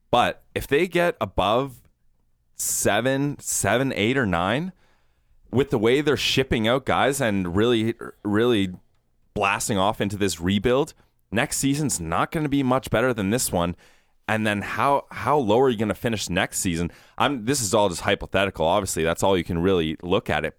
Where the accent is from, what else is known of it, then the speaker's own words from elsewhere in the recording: Guelph, Ontario, Canada; I'm from Guelph